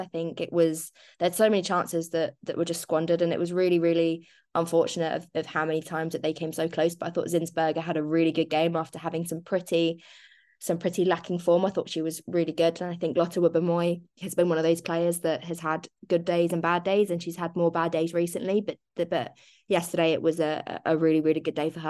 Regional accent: Ireland; I'm Irish

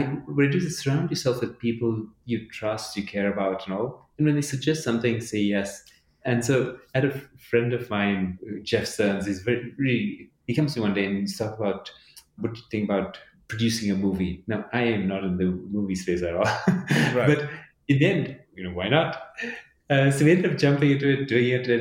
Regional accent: Addis Ababa, Ethiopia; also born or lived in Dubai, United Arab Emirates; now in United States; I was born in Addis

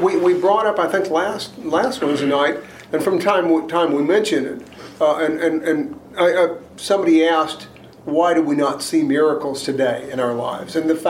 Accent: Houston, Texas, United States; I grew up in the Heights in the middle of... Eugene Field Elementary, Hamilton Middle School, and Reagan High School.

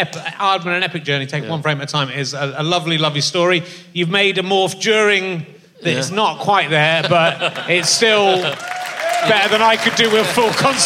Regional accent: West Country, South West England, United Kingdom; I grew up in the West Country

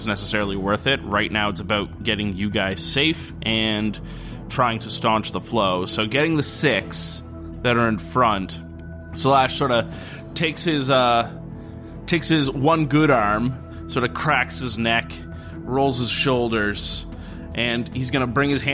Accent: Canada; I'm Canadian.

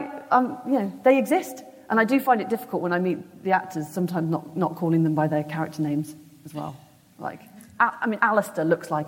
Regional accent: Birmingham, West Midlands, United Kingdom; I grew up in Birmingham

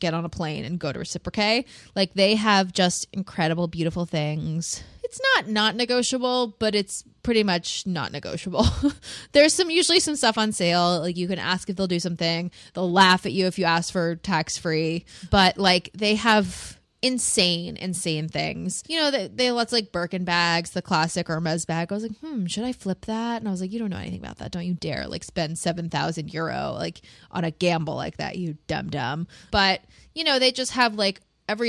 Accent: United States; We are like American

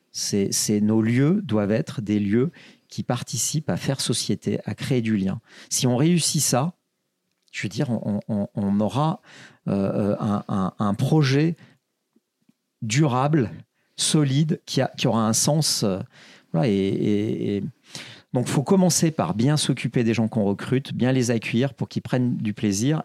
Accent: Saint-Étienne, Auvergne-Rhône-Alpes, France; je suis stéphanois, une ville très populaire

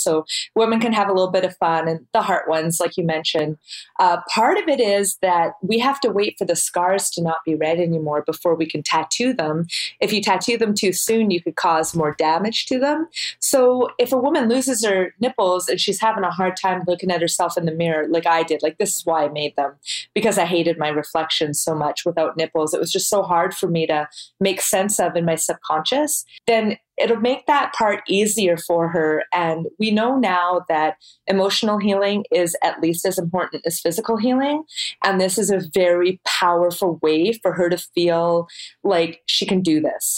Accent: Canada; we're Canadian

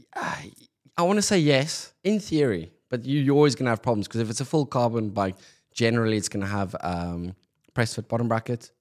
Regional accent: Pretoria, Gauteng, South Africa; moved away; growing up in South Africa, Pretoria, where I grew up, we've got no winter rainfall.

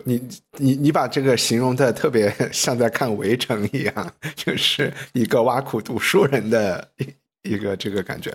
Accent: China; 我们大陆人讲泰勒

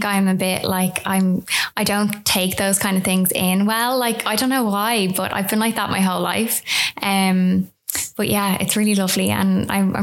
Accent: Dublin, Leinster, Ireland; I'm from Sandy Mount in Dublin.

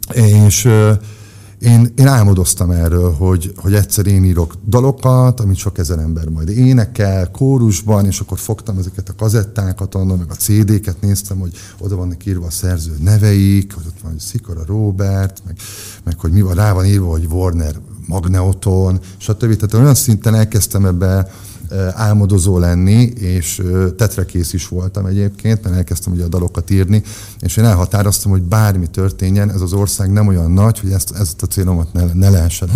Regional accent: Győr, Győr-Moson-Sopron, Hungary; győri születés vagyok, Győrben nőttünk fel, ott kezdtem el az iskolát, ott jártam óvodába, iskolába, aztán kiköltöztünk falura négy évre.

